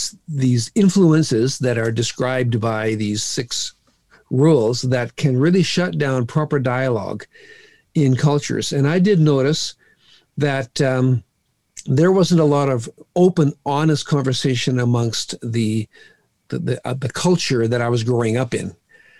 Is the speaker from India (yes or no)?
yes; India; No, I was raised in a different home. I grew up in India as a missionary's kid.